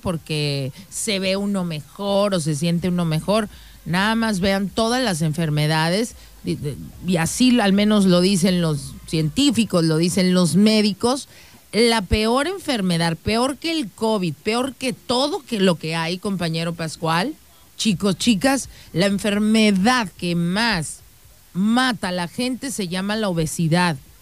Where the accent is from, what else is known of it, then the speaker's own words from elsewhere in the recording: Mexico; nosotros los mexicanos